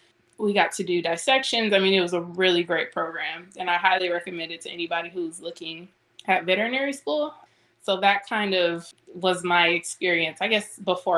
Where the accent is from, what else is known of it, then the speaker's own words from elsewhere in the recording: Southfield, Michigan, United States; moved away as an adult; also born or lived in Detroit, Michigan / Illinois; now in Bryan, Texas, United States; I was born in Detroit, Michigan, and then when I was, I guess, in elementary school, I moved to the suburbs, Southfield, which is kind of like right outside of the city.